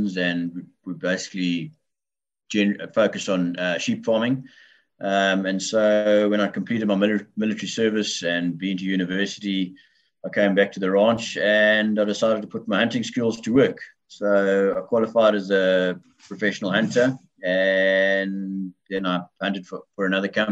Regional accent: Bedford, Eastern Cape, South Africa; I've lived my entire life in the Bedford area of the Eastern Cape of South Africa

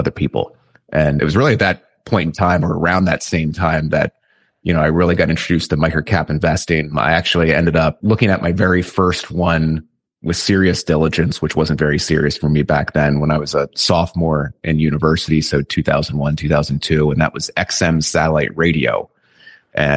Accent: Lancaster, Pennsylvania, United States; I'm from Lancaster, Pennsylvania. So this is kind of Amish country in the United States, and it's kind of a unique place to be brought up

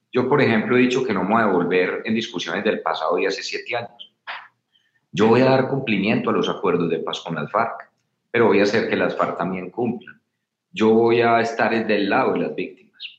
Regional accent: Medellín, Antioquia, Colombia; Yo vengo de ser alcalde de Medellín. Eh, tuve cuatro años como alcalde entre el 2016 y el 2019, en mi ciudad.

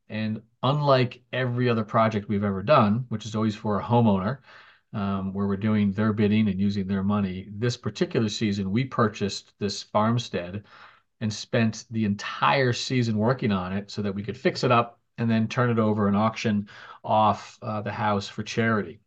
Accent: New Jersey, United States; moved away as an adult; now in Massachusetts, United States; I'm a New Jersey native, and I spent my childhood there

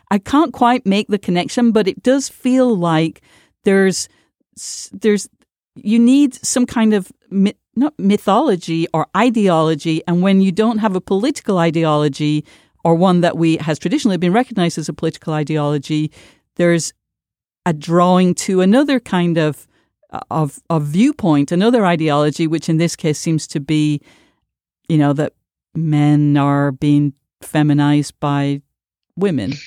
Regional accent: United Kingdom; I grew up in Britain

